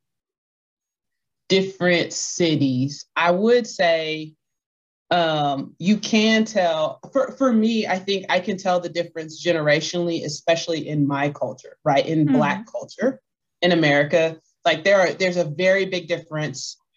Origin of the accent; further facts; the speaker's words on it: Clarksville, Texas, United States; also born or lived in New Boston, Texas; now in Austin, United States; So my family is originally from a town called Clarksville, Texas. Mm-hmm. But I was actually born in New Boston, Texas, because Clarksville didn't have a hospital